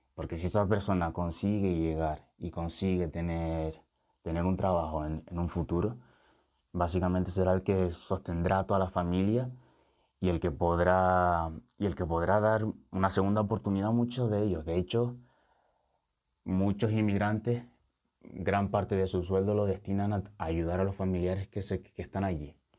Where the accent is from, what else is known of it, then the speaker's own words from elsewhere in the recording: Lanzarote, Canary Islands, Spain; moved away as an adult; also born or lived in Senegal; now in Tenerife, Spain; A mí me trajo mi padre con, con cuatro años, me crié en Lanzarote, pasé toda mi infancia, mi adolescencia en Lanzarote y después me vine para Tenerife para estudiar